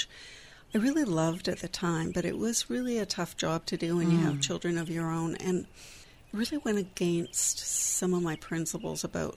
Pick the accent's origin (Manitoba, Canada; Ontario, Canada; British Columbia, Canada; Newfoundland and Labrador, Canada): British Columbia, Canada; Vancouver; moved away as an adult; now in Victoria, Canada; I grew up in Vancouver, but I've been here since I was 20.